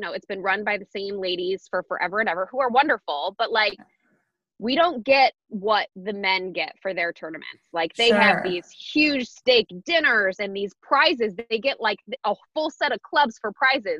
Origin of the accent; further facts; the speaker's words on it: Michigan, United States; now in Washington, United States; I grew up in Michigan and we only had like 5 months where we could play